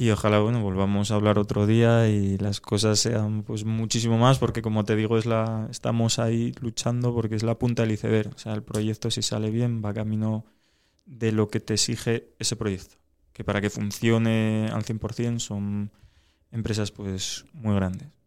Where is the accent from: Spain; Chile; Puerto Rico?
Spain; Asturias; porque somos casi todos asturianos